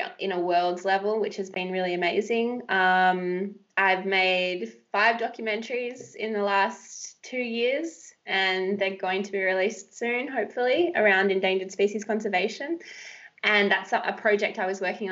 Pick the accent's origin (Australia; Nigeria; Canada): Australia; Western Australia; I grew up in West Australia, ocean born, love the surf